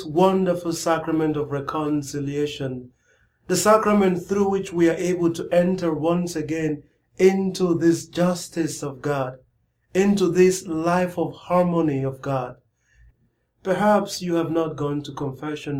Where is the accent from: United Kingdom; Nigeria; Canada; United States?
Nigeria; growing up in Nigeria, in my parish